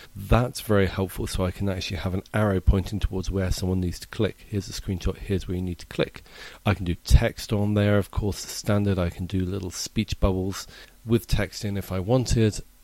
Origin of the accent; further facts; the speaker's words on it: England, United Kingdom; now in United States; as an Englishman living in America